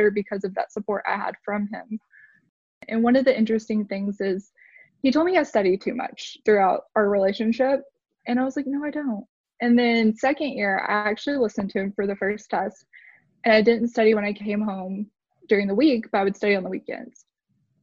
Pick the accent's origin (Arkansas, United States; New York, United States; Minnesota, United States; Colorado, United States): Arkansas, United States; also born or lived in Mississippi; I'm from Arkansas